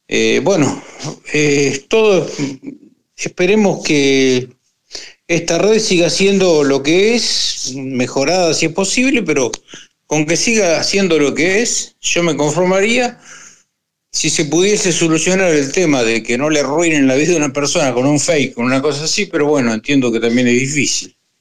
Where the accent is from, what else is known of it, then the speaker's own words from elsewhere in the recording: Argentina; soy de Argentina.